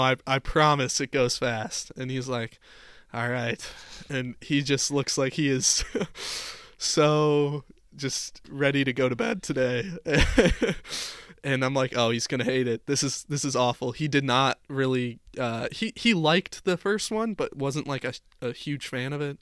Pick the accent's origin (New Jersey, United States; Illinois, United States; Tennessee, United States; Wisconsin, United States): Illinois, United States; Chicago; growing up in Chicago